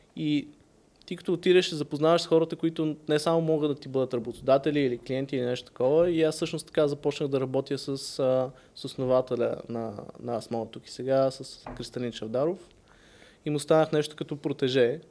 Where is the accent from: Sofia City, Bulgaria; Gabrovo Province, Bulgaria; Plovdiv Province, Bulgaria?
Sofia City, Bulgaria; Sofia; also born or lived in Varna; роден съм в София, майка ми е от Варна, съответно съм израснал половината време тук, половината във Варна.